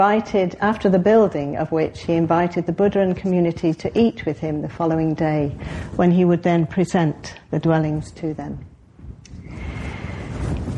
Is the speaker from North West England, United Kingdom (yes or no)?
yes; Cheadle, North West England, United Kingdom; moved away; I was brought up in Cheadle, which many of you know is not that far away, south in Cheshire, just south of Manchester.